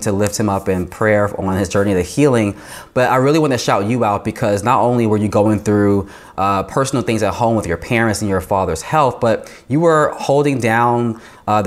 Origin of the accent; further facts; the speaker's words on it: Brooklyn, New York, United States; now in Washington, D.C., United States; being a Black queer boy growing up in Brooklyn